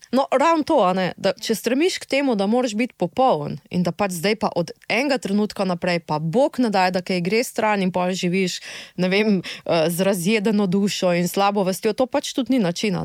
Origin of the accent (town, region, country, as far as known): Slovenia